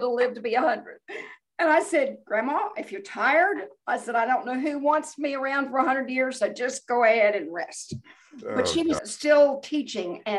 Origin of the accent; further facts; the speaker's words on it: Bartlesville, Oklahoma, United States; I grew up in Bartlesville, Oklahoma, which was the home of Phillips 66